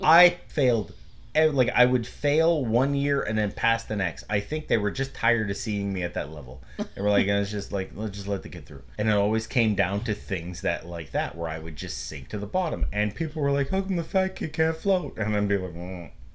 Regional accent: Canada; we're Canadian.

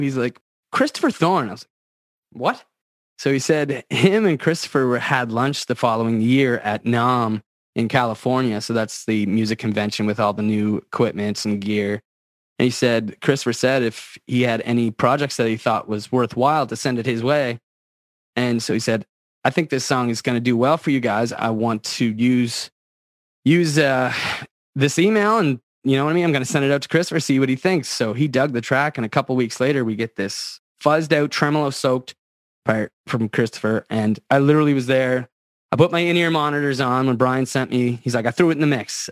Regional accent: Antigonish County, Nova Scotia, Canada; I grew up in Antigonish County

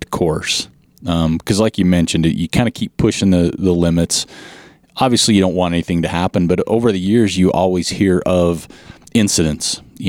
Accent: Utah, United States; I'm from Utah

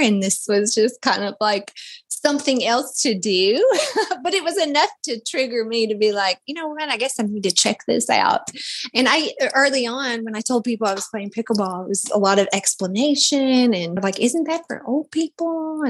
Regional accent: Kentucky, United States; now in Florida, United States; I came from Kentucky, or I moved to Florida from Kentucky about 5.5 years ago.

